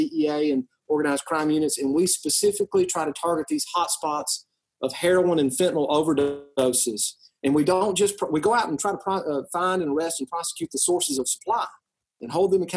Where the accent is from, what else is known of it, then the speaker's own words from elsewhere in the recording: West Tennessee, United States; You know, I'm originally from West Tennessee. I've lived and practiced law here all my life. I came back home after law school